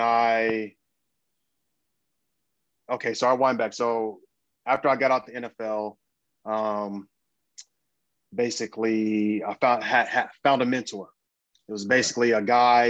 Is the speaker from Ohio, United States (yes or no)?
yes; Dayton, Ohio, United States; now in Los Angeles, United States; I'm from Dayton, Ohio. And then, but I live